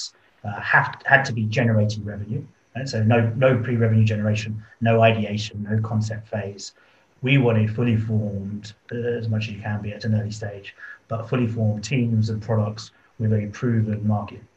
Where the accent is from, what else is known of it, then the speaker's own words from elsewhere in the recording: London, United Kingdom; accent: British; moved away as an adult; now in Singapore, Singapore; I am from London originally.